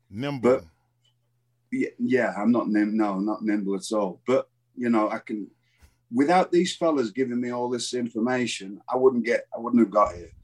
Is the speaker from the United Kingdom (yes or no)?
yes; England, United Kingdom; moved away as an adult